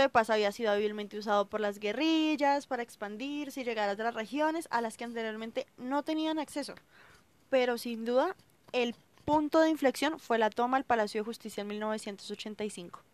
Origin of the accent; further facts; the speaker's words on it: Colombia; como colombiana, hija, hermana y amiga